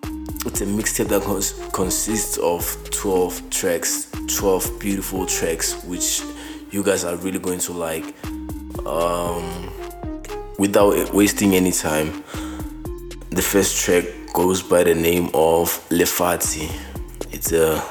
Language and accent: English; Mahikeng, North West, South Africa; born and bred in Mafikeng province. I mean, the northwestern province, based in Mafikeng.